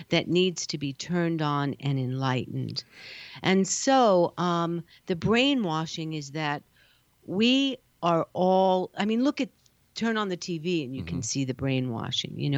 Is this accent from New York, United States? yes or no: yes; New York, United States; now in California, United States; And then when I came to California, I'm a, I'm a New Yorker.